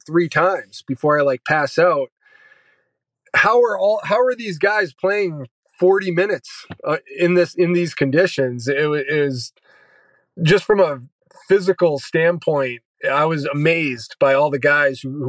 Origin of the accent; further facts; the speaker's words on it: New Hampshire, United States; moved away as an adult; also born or lived in Florida; now in San Antonio, United States; I'm from New Hampshire